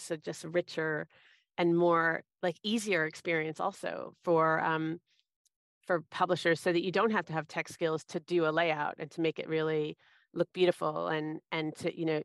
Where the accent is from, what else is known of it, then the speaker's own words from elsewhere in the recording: suburban Boston, Massachusetts, United States; moved away as an adult; I was kind of a small town girl from suburban Boston in the States